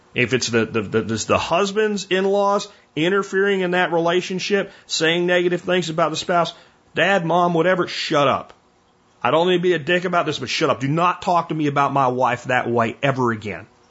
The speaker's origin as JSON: {"language": "English", "region": "Florida", "country": "United States", "tie": "born or raised there", "said": "as a kid growing up in Florida"}